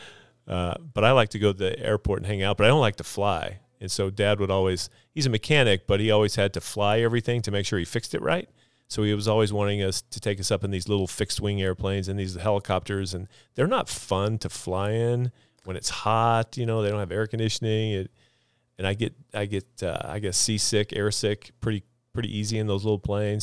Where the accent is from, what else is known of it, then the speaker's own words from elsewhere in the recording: Jerome, Idaho, United States; also born or lived in Texas; Jerome is, is, is a home to me, Jerome, Idaho, South Central Idaho. went to high school there, graduated from there.